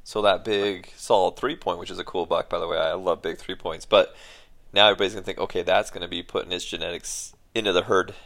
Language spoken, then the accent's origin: English; Utah, United States; moved away; we both grew up in Utah.